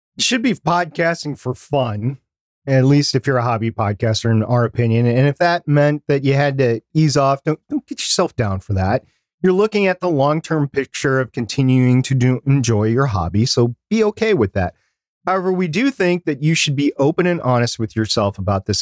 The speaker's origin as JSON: {"language": "English", "country": "United States", "said": "I'm gonna speak as an American"}